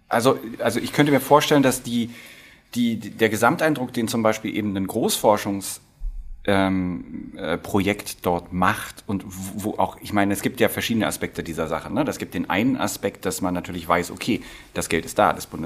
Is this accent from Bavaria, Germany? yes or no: no; Potsdam, Brandenburg, Germany; selbst ich äh, in, äh, als Potsdamer und äh, äh, Ostdeutscher, ähm, äh, geht meine Augenbraue geht mitunter auch hoch, wenn man Ortsnamen wie Hoyerswerda hört.